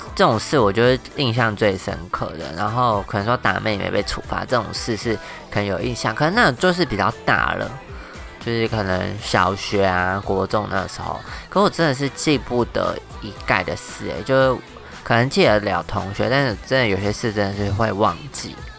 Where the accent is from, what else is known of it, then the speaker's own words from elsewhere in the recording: Taoyuan, Taiwan; moved away as an adult; now in Taichung, Taiwan; 我就是桃园人，然后比较是台，台湾以北部的，呃，地区这样子